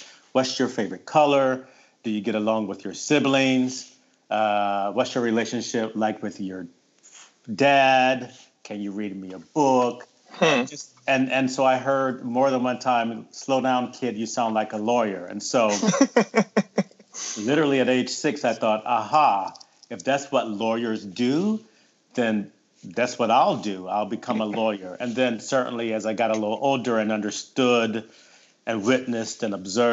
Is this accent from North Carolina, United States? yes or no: yes; Wilmington, North Carolina, United States; now in Pennsylvania, United States; I was born and raised in Wilmington, North Carolina. So I'm a Southern boy